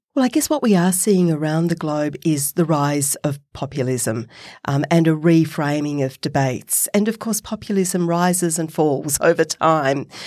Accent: Australia; accent: Australian; my Australian accent

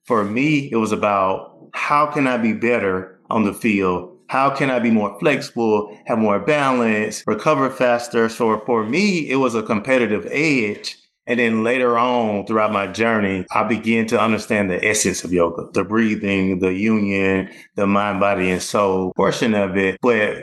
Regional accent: Opelika, Alabama, United States; also born or lived in North Carolina; I was born and raised in Opelika.

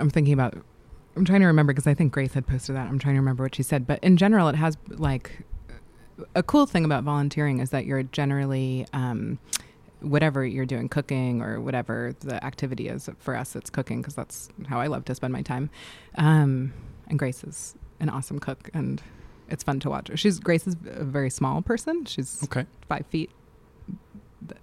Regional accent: New York City, New York, United States; moved away as an adult; I grew up in New York City.

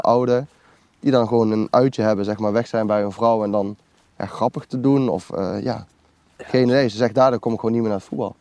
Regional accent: Lent, Gelderland, Netherlands; also born or lived in Nijmegen; ben geboren en getogen in Lent. Ik woon nu eh, in Nijmegen op de Graafseweg

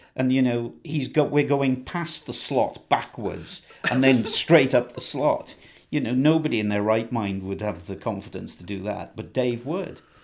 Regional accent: Ebbw Vale, Wales, United Kingdom; I was born in Ebervale, so I'm a Welsh lad through and through. Um, spent all of my time basically in Wales

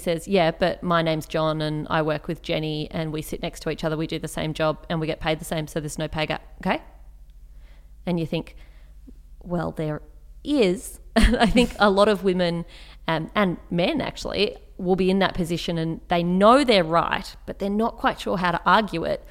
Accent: Canberra, Australian Capital Territory, Australia; I grew up in Canberra

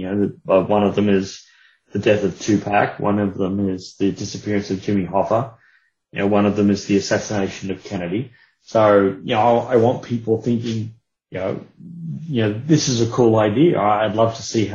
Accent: Australia; being of Australian origin

